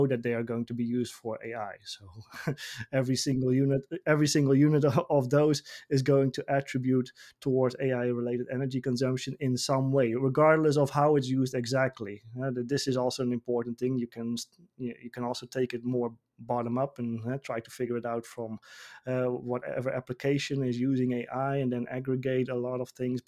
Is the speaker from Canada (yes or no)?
no; Netherlands; my home country, the Netherlands